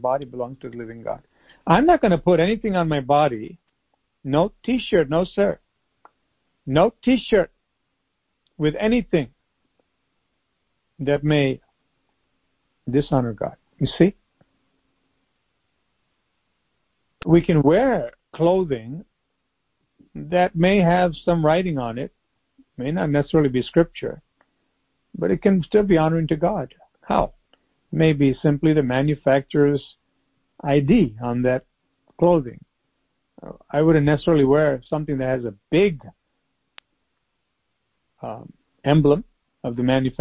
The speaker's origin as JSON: {"language": "English", "country": "United States", "tie": "born or raised there", "said": "growing up in the United States."}